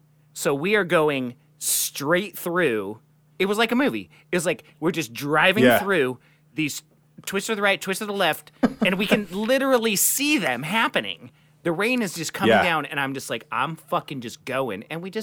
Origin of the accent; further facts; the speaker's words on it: Seattle, Washington, United States; we're from Seattle.